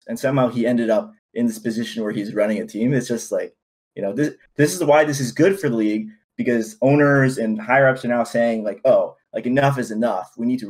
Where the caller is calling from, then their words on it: California, United States; The Bay Area, California.